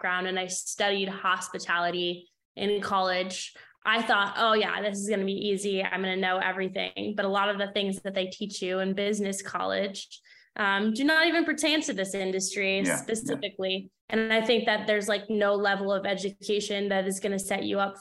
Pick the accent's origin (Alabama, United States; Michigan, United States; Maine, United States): Maine, United States; moved away as an adult; now in Orlando, United States; I moved from Maine, where I grew up and lived my entire life, down to Orlando to work for Disney.